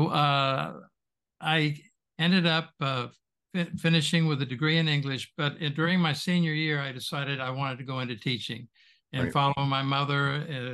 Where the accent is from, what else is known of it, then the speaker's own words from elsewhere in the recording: Winter Park, Florida, United States; I grew up in Winter Park, Florida